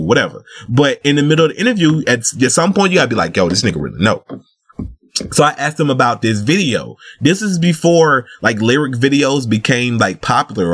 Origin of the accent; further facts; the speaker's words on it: the South, United States; accent: Southern; I'm from the South